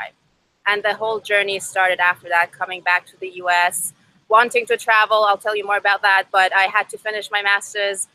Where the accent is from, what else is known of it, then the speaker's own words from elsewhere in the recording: Iran; first language Persian; English is a second language; moved away as an adult; also born or lived in Seattle, Washington; now in United States; my first language is Farsi, and I moved out here to the US 5 years ago. I was born and raised in Iran